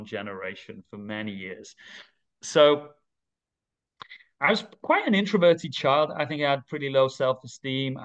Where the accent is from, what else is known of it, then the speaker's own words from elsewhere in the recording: Manchester, North West England, United Kingdom; moved away as an adult; now in Dubai, United Arab Emirates; I'm from the northwest of England. I'm from Manchester. I grew up there